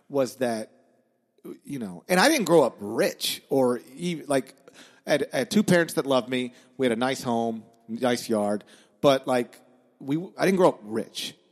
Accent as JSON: {"language": "English", "town": "Horn Lake", "region": "Mississippi", "country": "United States", "tie": "born or raised there", "also_born_or_lived": "Memphis, Tennessee", "said": "I grew up in Memphis"}